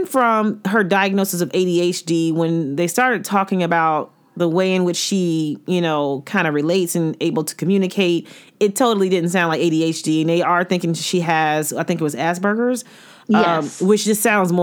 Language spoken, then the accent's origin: English; Florida, United States; I'm from Florida